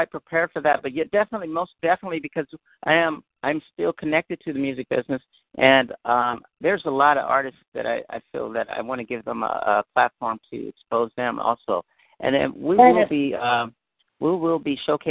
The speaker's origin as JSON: {"language": "English", "town": "Berkeley", "region": "California", "country": "United States", "tie": "born or raised there", "said": "I grew up in Berkeley, so I was exposed to a lot of different, people."}